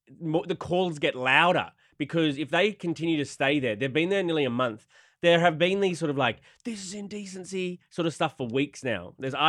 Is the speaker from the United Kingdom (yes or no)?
no; Australia; I'm natural. I'm Aussie.